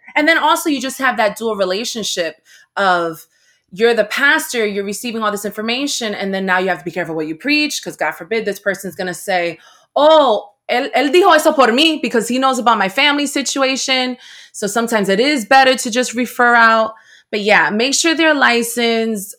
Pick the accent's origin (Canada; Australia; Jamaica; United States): United States; Paterson, New Jersey; I was raised in Patterson, New Jersey